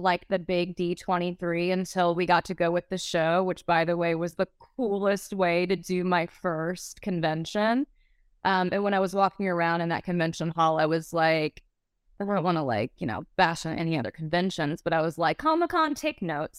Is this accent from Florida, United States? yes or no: yes; Pensacola, Florida, United States; I'm from the Southeast. I'm from Pensacola, Florida.